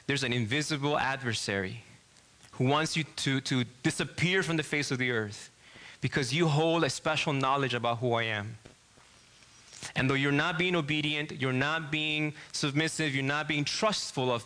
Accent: Argentina; English is a second language; moved away as an adult; now in Michigan, United States; I'm from Argentina

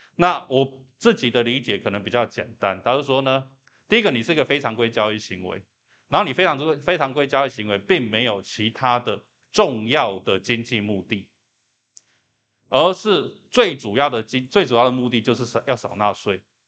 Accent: Taiwan; 我们台湾人理解阴阳合同就叫做说

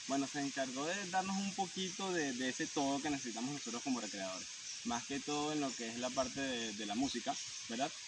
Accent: Venezuela; la música que nosotros conocemos como venezolanos

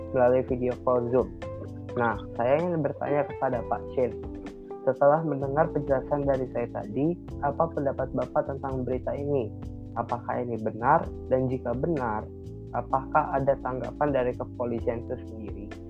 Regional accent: Jakarta, Indonesia; daerah kelahiran saya, yaitu Jakarta

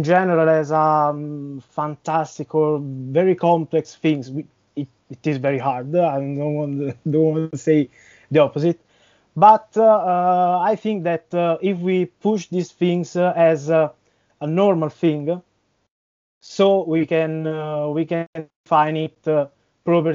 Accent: central Italy, Italy; I'm from Italy, from the center part

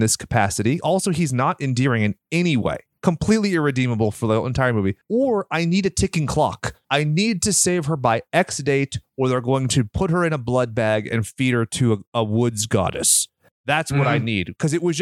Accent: California, United States; I'm from California.

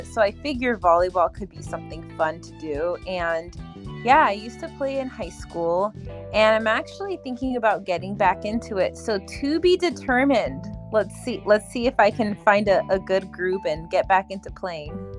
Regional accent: California, United States; moved away as an adult; now in Florida, United States; I'm originally from California. I just moved to Florida, but yeah, back home, back in California

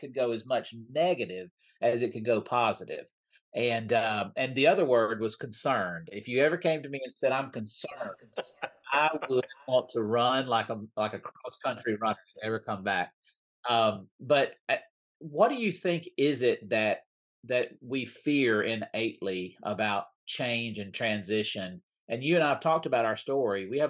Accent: Mississippi, United States; I grew up in Mississippi.

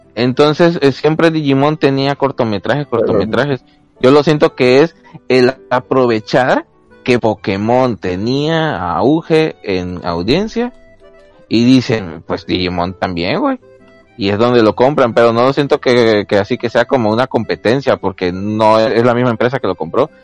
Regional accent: Mexico; Como buenos mexicanos que somos

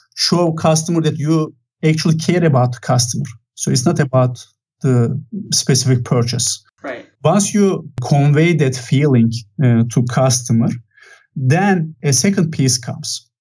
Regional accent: Turkey; moved away as an adult; now in Santa Clara, United States; So originally, I'm from Turkey. I have spent quite a lot of time in Turkey

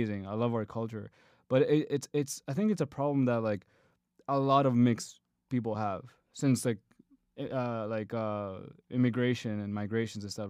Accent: Canada; my own Canadian culture

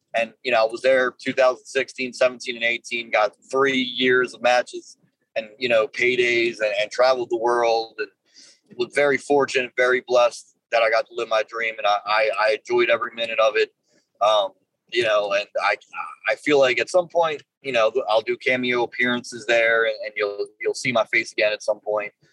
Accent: Baltimore, Maryland, United States; I grew up in uh, the city of Baltimore

